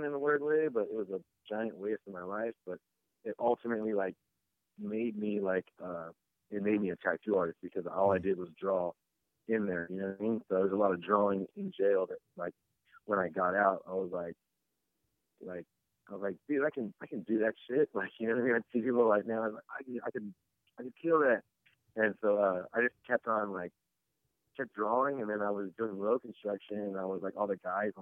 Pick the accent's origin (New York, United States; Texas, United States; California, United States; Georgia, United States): California, United States; San Bernardino; I grew up in San Bernardino and, just my whole, like, upbringing was a bunch of cholos